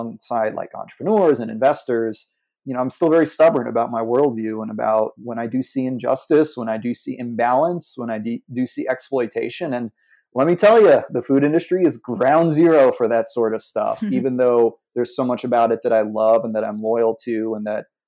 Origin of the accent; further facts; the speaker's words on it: New York City, New York, United States; I grew up in New York City